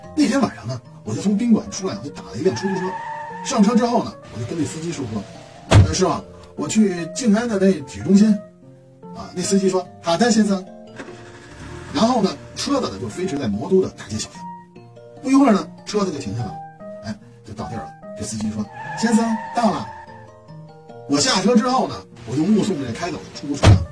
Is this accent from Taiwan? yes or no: no; Beijing, China; accent: Beijing dialect; 我们北京话呢，其实不是普通话